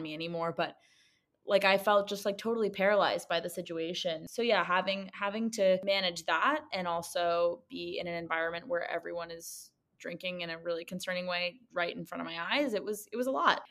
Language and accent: English; New York City, New York, United States; I grew up in Manhattan